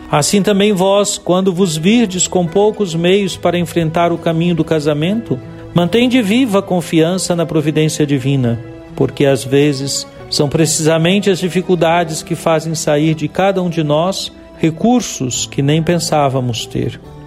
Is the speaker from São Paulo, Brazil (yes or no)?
no; Juiz de Fora, Minas Gerais, Brazil; also born or lived in Goiânia; now in Montes Claros, Brazil; minha cidade natal, Juiz de Fora